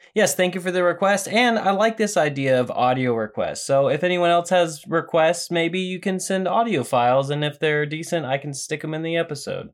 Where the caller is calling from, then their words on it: Japan; I'm calling from Japan